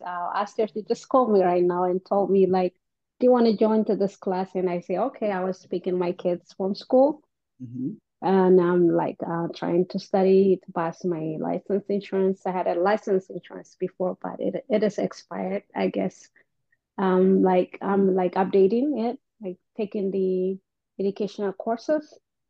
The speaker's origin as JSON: {"language": "English", "country": "Eritrea", "moved": "yes", "lives_now": "Maryland, United States", "said": "I'm from Eritrea."}